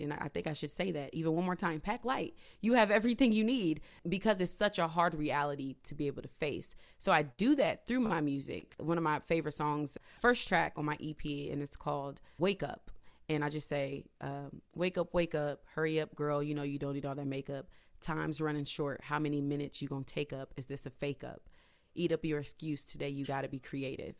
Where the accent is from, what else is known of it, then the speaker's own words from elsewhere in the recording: Indiana, United States; moved away as an adult; now in Philadelphia, United States; I'm from Indiana, moved to Philadelphia in two thousand fourteen because I wanted that change.